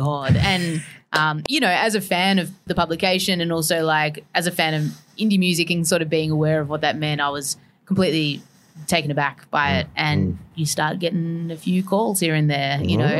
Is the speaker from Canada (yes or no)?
no; Melbourne, Victoria, Australia; growing up in Melbourne